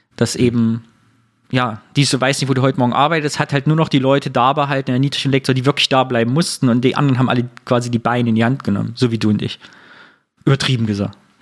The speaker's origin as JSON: {"language": "German", "town": "Sondershausen", "region": "Thuringia", "country": "Germany", "tie": "born or raised there", "moved": "yes", "said": "meine Heimatstadt Sondershausen hatte in DDR-Zeiten 23.000 Einwohner"}